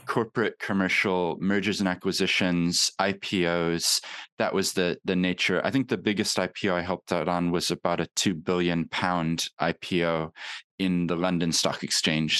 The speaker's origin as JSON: {"language": "English", "town": "Papakaio", "region": "Otago", "country": "New Zealand", "tie": "born or raised there", "lives_now": "Christchurch, New Zealand", "said": "I've kept my accent, but I actually grew up in New Zealand"}